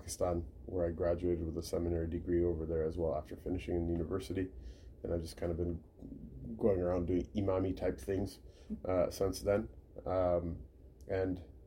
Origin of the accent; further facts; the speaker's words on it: United States; also born or lived in Southern California / Seattle, Washington; I was born in Southern California, and I lived there till I was 10. Then I moved to Seattle, so I spent all of my youth in the West Coast